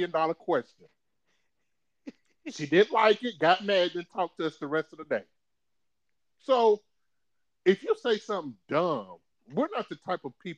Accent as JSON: {"language": "English", "town": "Bluefield", "region": "West Virginia", "country": "United States", "tie": "born or raised there", "said": "When I grew up in West Virginia, yes, people, I'm from West Virginia, Bluefield, West Virginia"}